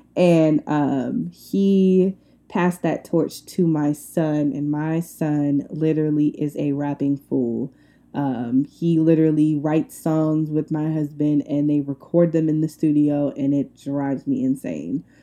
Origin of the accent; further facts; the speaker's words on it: Long Island, New York, United States; now in Atlanta, United States; I am from Long Island, New York.